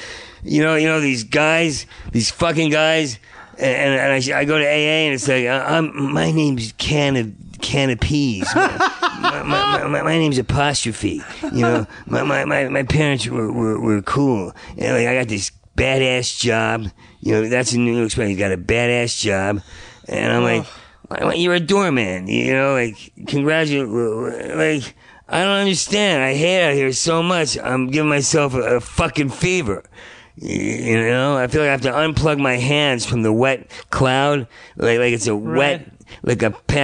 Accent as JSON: {"language": "English", "town": "Asbury Park", "region": "New Jersey", "country": "United States", "tie": "born or raised there", "also_born_or_lived": "New York", "moved": "yes", "said": "I was born in New Jersey. New Jersey, okay. Outside of Asbury Park, small town."}